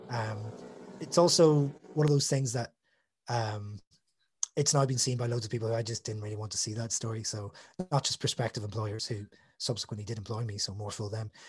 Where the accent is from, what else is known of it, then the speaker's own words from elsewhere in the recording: Northern Ireland, United Kingdom; being a Northern Irish person and growing up on the border.